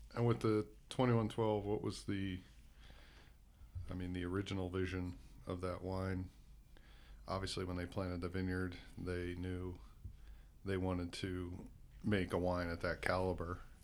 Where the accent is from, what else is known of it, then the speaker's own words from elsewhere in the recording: United States; accent: American; now in New Zealand; my American accent